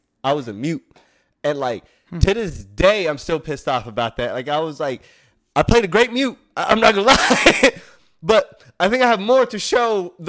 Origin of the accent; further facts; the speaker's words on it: Somalia; I'm Somalian, bro. I'm from East Africa. I got some Yemen blood in me from like the Middle East, but other than that, like I was born made in Africa.